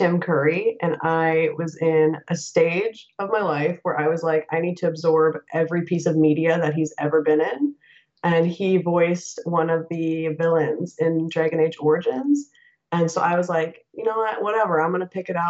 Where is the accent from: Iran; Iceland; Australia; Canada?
Canada; moved away as an adult; now in United States; I'm originally from Canada. I immigrated to the States about 2 years ago.